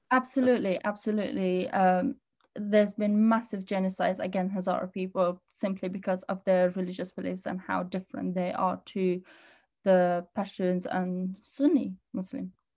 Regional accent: Birmingham, West Midlands, United Kingdom; also born or lived in Pakistan / Afghanistan; in Birmingham.

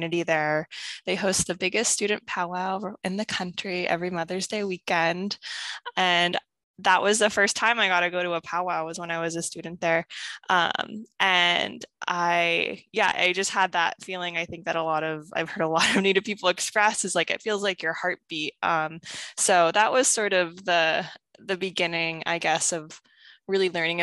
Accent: Northwest Washington, United States; I grew up on Lummi and Samiemu lands in Northwest Washington

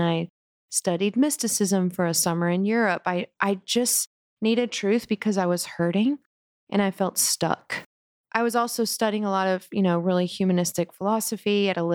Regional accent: South Carolina, United States; I grew up in South Carolina in a conservative Christian home

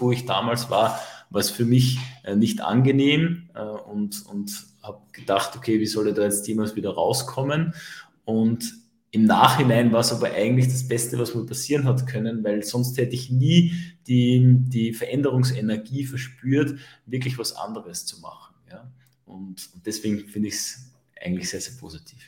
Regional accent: Upper Austria, Austria; bei uns in Oberösterreich sagt man das Sturschädeln dazu

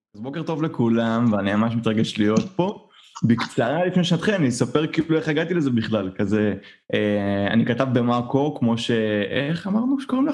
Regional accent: Israel; אני ישראלי, אנחנו ישראלים

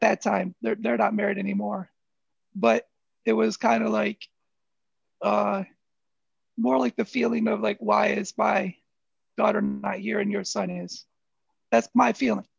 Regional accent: Flint, Michigan, United States; growing up in Flint

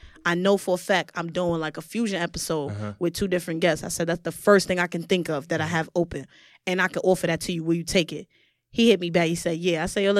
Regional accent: Brooklyn, New York, United States; I'm from Brooklyn, so you better put on.

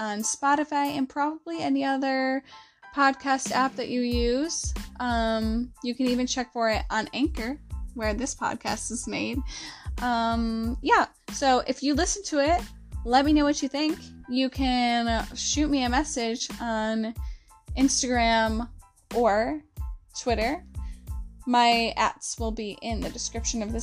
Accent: the South, United States; we're from the South here

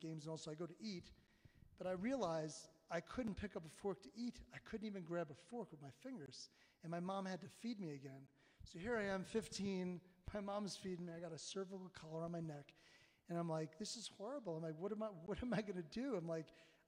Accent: Long Island, New York, United States; now in Colorado Springs, United States; I grew up in Long Island, New York

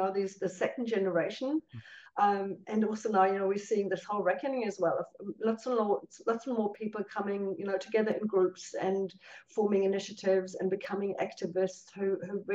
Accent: Cologne, North Rhine-Westphalia, Germany; now in New Zealand; growing up in Cologne

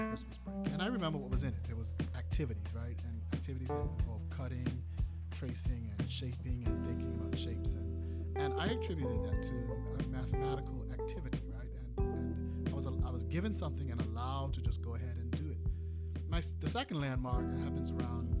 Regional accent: Bermuda; I'm from Bermuda

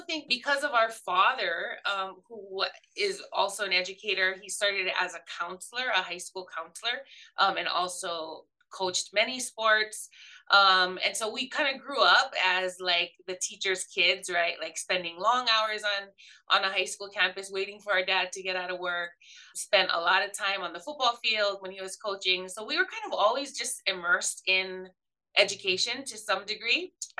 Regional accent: Hawaii, United States; moved away as an adult; also born or lived in Oregon; Originally I was born and raised in Hawaii, so didn't leave there until I went to college. I come from, I think like many teachers, a family of educators.

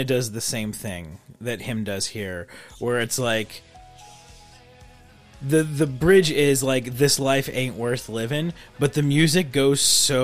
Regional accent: United States; I'm American.

